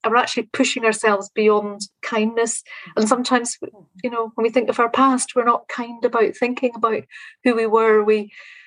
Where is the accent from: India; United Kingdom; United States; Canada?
United Kingdom; Northern Ireland; now in Scotland; growing up in Northern Ireland. I live in Scotland now, but my home was in Northern Ireland